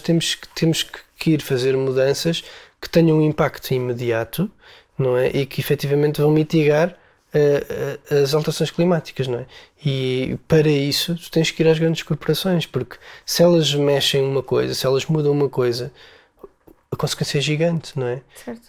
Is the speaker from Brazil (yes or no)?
no; Portugal; nós nascemos em Portugal.